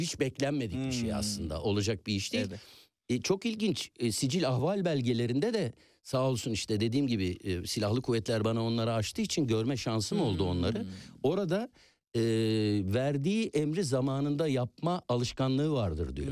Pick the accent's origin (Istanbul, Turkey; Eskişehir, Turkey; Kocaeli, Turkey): Istanbul, Turkey; Ben İstanbul Yeni Leventliyim.